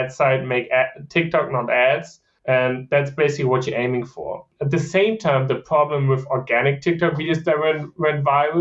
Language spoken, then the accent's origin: English; Germany; English is a second language; moved away as an adult; also born or lived in Virginia, United States / Kansas, United States; now in United States; I'm originally from Germany